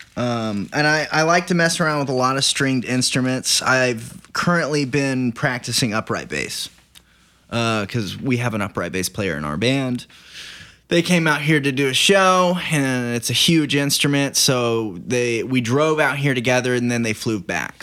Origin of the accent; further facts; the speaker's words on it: Banner, Oklahoma, United States; moved away as an adult; also born or lived in Hollywood; now in Los Angeles, United States; I'm from Oklahoma and I've been living here since November, but I moved to Hollywood, uh, month after I turned eighteen